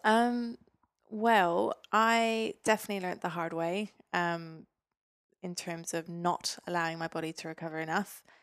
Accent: Stavanger, Rogaland, Norway; moved away as an adult; now in Newcastle, Australia; Stavanger where I grew up in Norway

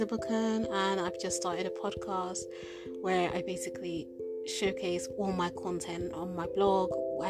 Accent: United Kingdom; I'm a British-born Nigerian

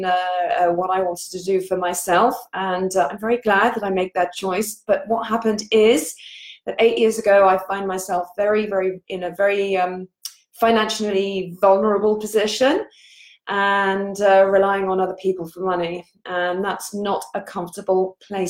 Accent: England, United Kingdom; moved away as an adult; also born or lived in Paris, France; now in Poole, United Kingdom; I am English and I live here in Poole in Dorset on the south coast of the UK.

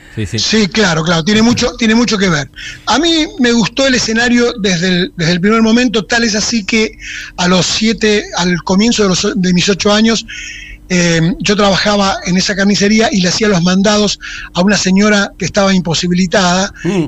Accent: Argentina; moved away; mi pueblo, que es el lugar preferido, digamos, no, tan preferido que yo me fui de ahí sin haberme ido nunca

